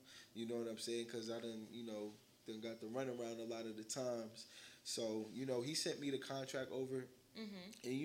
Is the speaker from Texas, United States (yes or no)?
no; Irvington, New Jersey, United States; I'm originally from Irvington, New Jersey